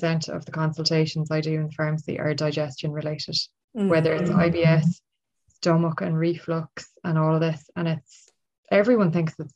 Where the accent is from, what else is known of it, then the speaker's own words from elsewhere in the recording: Ireland; I'm Irish